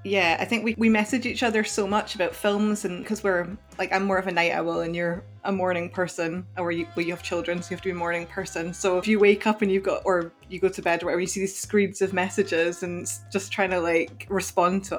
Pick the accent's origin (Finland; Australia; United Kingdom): United Kingdom; Scotland; I'm European myself, I'm Scottish